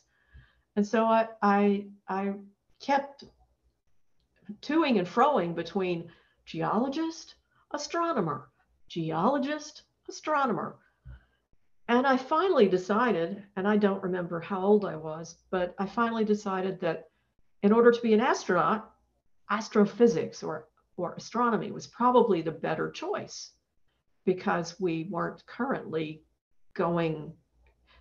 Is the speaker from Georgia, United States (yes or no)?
yes; Atlanta, Georgia, United States; moved away; I'm originally from Atlanta, Georgia